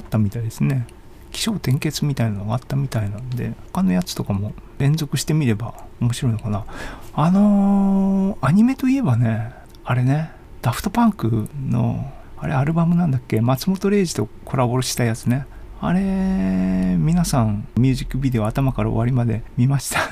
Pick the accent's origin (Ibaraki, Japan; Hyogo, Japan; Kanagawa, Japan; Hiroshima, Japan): Hiroshima, Japan; moved away as an adult; also born or lived in Sendai / Kyoto / United States / Netherlands; now in Kanazawa, Japan; 広島に約20年いて仙台に8年住んで京都は3年かで、外国抜けての日本帰ってきて、気がついたら金沢に今住んでますけども、13年経ったっていうか、広島生まれの土地の次ですよね